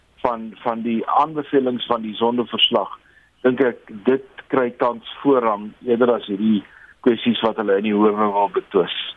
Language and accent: Afrikaans; South Africa